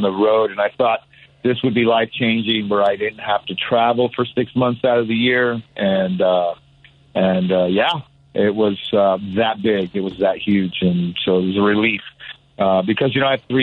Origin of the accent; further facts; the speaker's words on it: Albuquerque, New Mexico, United States; I'm from Albuquerque, New Mexico